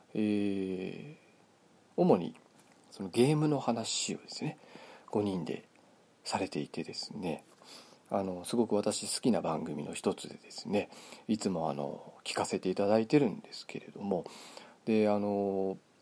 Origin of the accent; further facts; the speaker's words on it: Kitami, Hokkaido, Japan; 北海道生まれの 北海道育ちなんですけれどもあの北見市というですね道東の方ですね